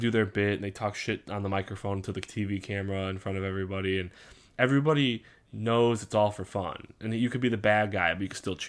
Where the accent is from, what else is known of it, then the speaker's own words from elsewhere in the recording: Indiana, United States; we're from Indiana.